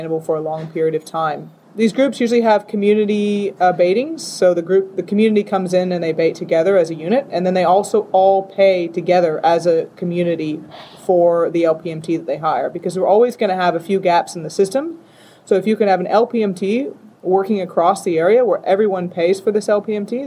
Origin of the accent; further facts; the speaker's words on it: Salinas, California, United States; moved away as an adult; also born or lived in Pilbara, Western Australia; now in Western Australia, Australia; I'm from Salinas, California, where we grow lots of lettuce